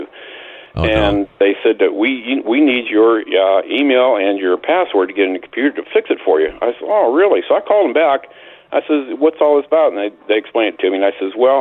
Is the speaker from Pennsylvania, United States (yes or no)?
yes; Pennsylvania, United States; now in Georgia, United States; I was born and raised up in Pennsylvania around steel mills and farmers